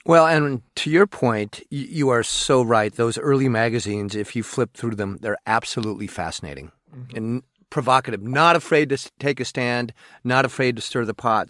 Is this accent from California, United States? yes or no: no; Portland, Oregon, United States; now in Seattle, United States; I'm from Portland, Oregon